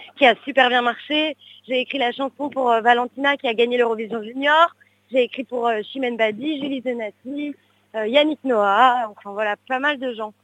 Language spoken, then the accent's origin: French; Paris, Île-de-France, France; je suis née à Paris